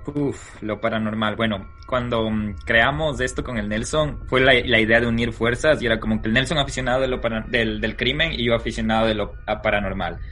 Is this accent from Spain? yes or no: no; Quito, Pichincha, Ecuador; moved away as an adult; now in United States; Nosotros, ¿dónde nacemos? ¿De dónde salimos? Bueno, somos quiteños.